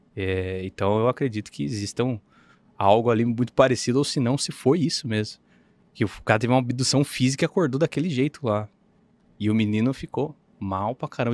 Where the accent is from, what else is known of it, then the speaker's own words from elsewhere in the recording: Sorocaba, São Paulo, Brazil; sou de Sorocaba